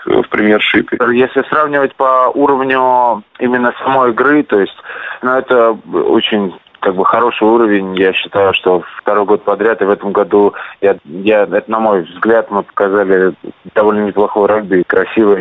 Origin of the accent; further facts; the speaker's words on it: Saint Petersburg, Russia; now in Krasnoyarsk, Russia; в родном городе